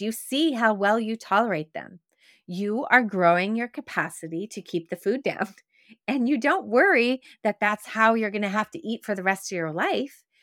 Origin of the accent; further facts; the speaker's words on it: Quebec, Canada; growing up in Quebec, where we used to go on field trips and we would go sugaring off